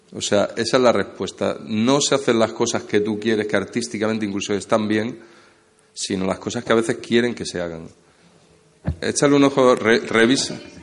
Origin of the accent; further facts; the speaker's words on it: Motril, Andalusia, Spain; moved away; also born or lived in Madrid; yo soy de Motril